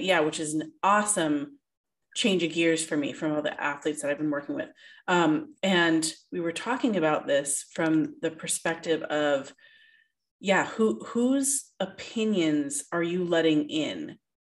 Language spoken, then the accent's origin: English; Canada; we, Canadians, as a Canadian